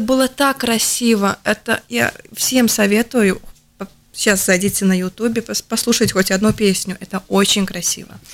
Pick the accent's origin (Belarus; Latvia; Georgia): Latvia; я латышка в русском театре